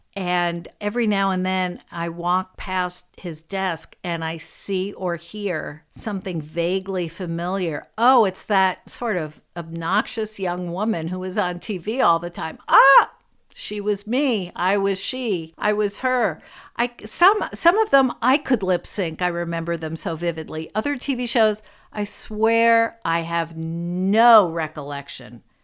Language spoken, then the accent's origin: English; New York City, New York, United States; I grew up in New York City and I, where I still live